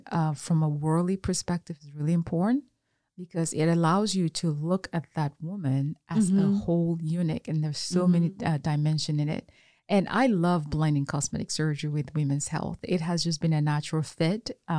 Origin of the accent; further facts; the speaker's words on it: Cameroon; now in Houston, United States; I was born in Cameroon.